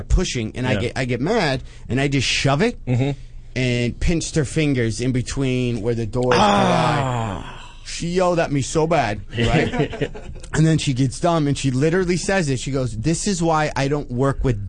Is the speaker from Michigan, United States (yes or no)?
yes; Michigan, United States; I grew up in Michigan